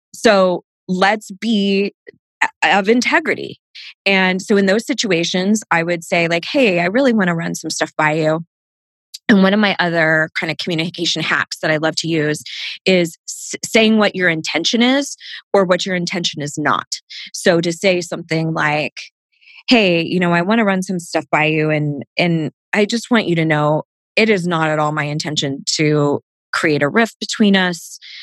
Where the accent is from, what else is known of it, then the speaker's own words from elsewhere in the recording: Southern California, United States; I grew up in Southern California